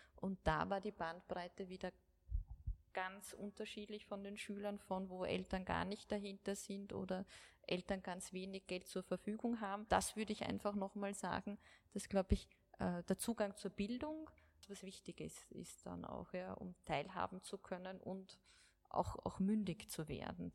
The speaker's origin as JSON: {"language": "German", "country": "Austria", "said": "bei uns in Österreich"}